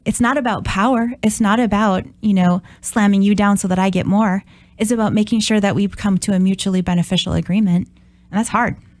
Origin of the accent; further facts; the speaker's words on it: Brainerd, Minnesota, United States; now in Oshkosh, United States; I'm originally from Brainerd, Minnesota